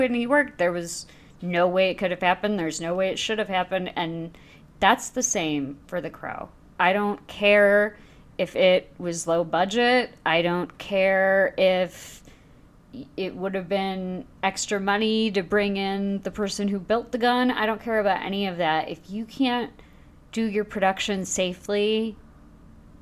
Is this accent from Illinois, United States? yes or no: yes; Chicago, Illinois, United States; my hometown newspaper